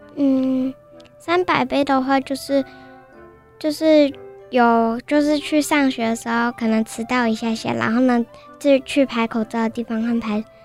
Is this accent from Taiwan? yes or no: yes; Pingzhen District, Taoyuan, Taiwan; 我是来自桃园平镇区的北市国小二年级的